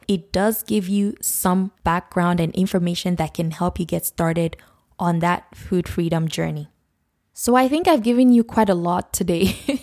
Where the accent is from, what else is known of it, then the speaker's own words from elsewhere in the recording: Nigeria; when I was growing up in Nigeria